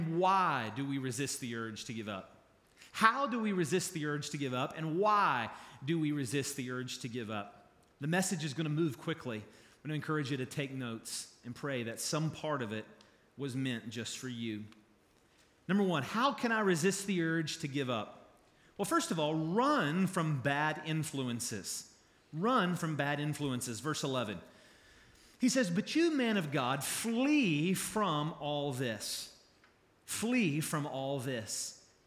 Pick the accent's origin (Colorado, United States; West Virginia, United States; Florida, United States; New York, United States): West Virginia, United States; Charleston; moved away as an adult; also born or lived in Kentucky; I grew up here. I was born in Charleston.